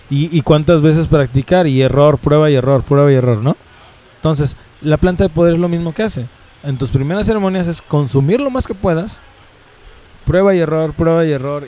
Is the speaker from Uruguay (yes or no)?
no; Mexico; si soy de México, soy mexica